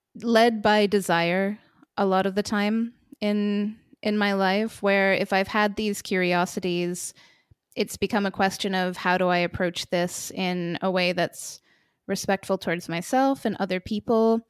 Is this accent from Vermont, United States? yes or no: yes; Vermont, United States; also born or lived in United Kingdom / Poland; now in Lithuania; I grew up in the United States, in a wacky little state called Vermont, and I left home pretty early, to start traveling and never stopped